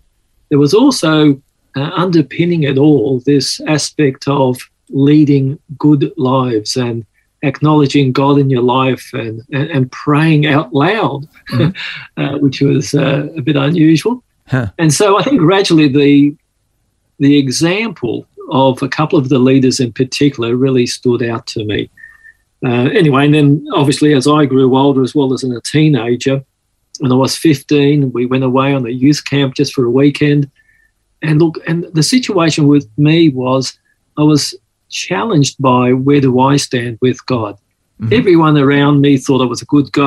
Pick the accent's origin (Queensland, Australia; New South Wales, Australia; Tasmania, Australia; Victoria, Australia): New South Wales, Australia; Sydney; accent: Aussie; also born or lived in Malta / Mykolaiv, Ukraine; as we grew up here on the East Coast, Australia